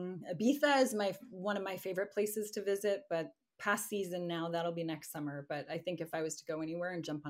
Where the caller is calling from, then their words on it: Mississauga, Ontario, Canada; Just outside of Toronto in Mississauga.